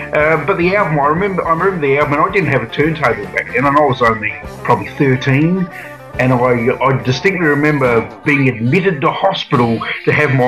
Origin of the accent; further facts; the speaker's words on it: Adelaide, South Australia, Australia; growing up in Adelaide